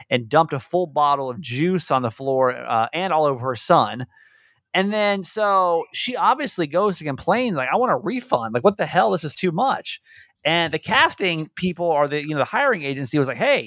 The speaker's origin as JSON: {"language": "English", "town": "Atlanta", "region": "Georgia", "country": "United States", "tie": "born or raised there", "said": "growing up in Atlanta"}